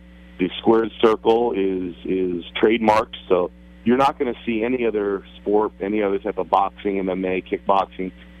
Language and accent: English; Hunlock Creek, Pennsylvania, United States; I grew up in Hunlock Creek.